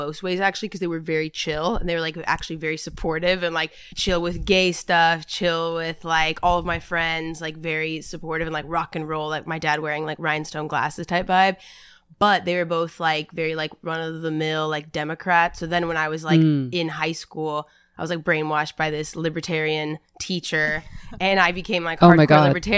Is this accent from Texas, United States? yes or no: yes; Texas, United States; I grew up in Texas